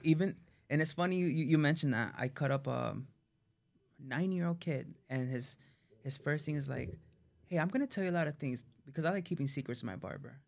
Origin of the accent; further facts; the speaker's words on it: Miami, Florida, United States; Born and raised in Miami